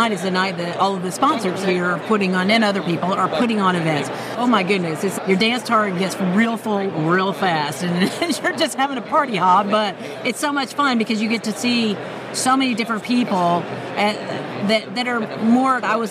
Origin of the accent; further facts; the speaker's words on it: Houston, Texas, United States; I'm from Houston where NASA is